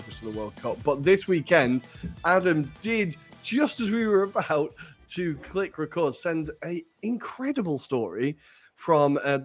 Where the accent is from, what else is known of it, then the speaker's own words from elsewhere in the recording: near Blackpool, North West England, United Kingdom; I grew up near Blackpool, Pleasure Beach